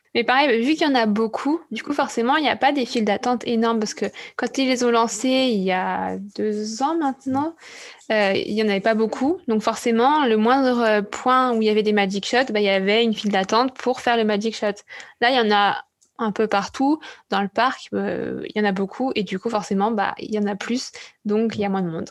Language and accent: French; France; en tant que Français